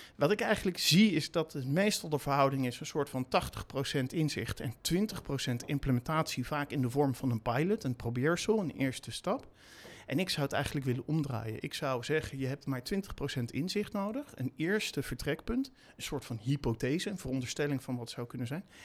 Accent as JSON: {"language": "Dutch", "town": "The Hague", "region": "South Holland", "country": "Netherlands", "tie": "born or raised there", "said": "ik heb in mijn jeugd in Den Haag gewoond en daar gewerkt in een van de eerste videotheken die daar was."}